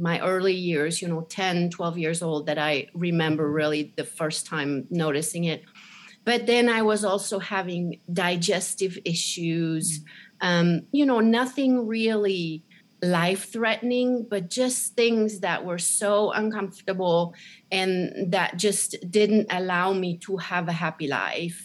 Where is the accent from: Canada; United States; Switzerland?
Switzerland; moved away; also born or lived in Zurich; I was born in Switzerland, very small country in the middle of Europe